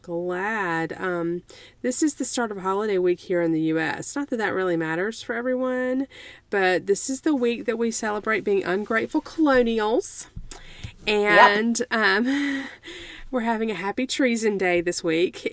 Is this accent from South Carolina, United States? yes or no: yes; South Carolina, United States; I was born in South Carolina and in the 1970s.